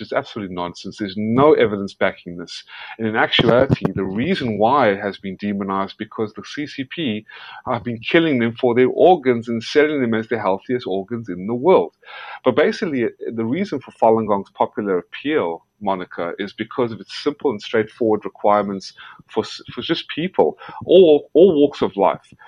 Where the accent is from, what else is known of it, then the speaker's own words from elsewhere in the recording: South Africa; moved away; also born or lived in Georgia, United States; I was born in South Africa. And the only reason I, I was born in South Africa is because a lot of my family members who were wiped out in Nazi occupied Lithuania and Ukraine uh, fled whatever was left of them and survived to South Africa. And that's where I was born. And then I moved to America, to Georgia, and uh, I became an American citizen